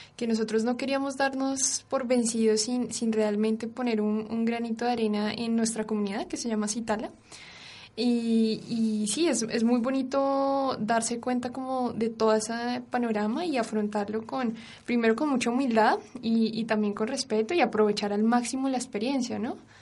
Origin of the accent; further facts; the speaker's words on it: Colombia; yo soy colombiana